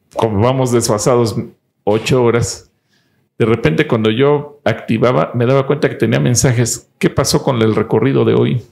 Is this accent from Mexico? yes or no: yes; Mexico; como mexicanos